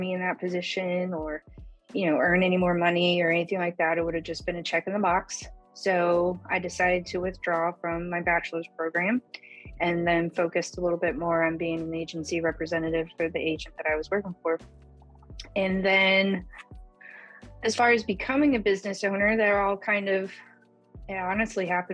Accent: Chicago, Illinois, United States; moved away as an adult; now in Oklahoma, United States; I'm originally from Chicago

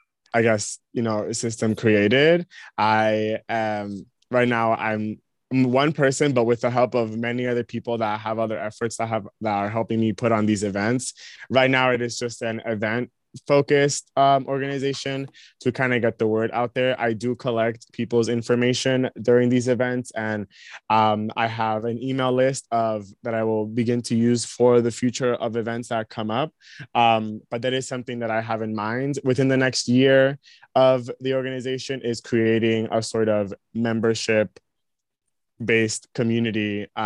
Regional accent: United States; I definitely do acknowledge that I have privilege when I go there for being American

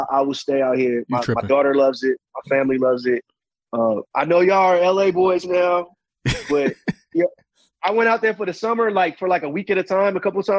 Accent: Sacramento, California, United States; moved away as an adult; now in East Coast, United States; I'm from Sacramento.

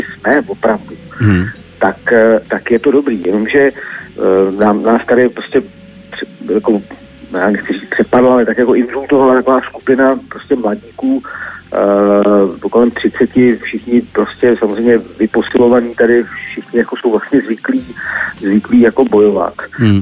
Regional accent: Czechia; jsme Češi

